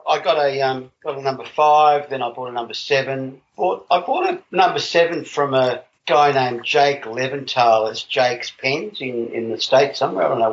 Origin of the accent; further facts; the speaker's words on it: Australia; I'm from Australia.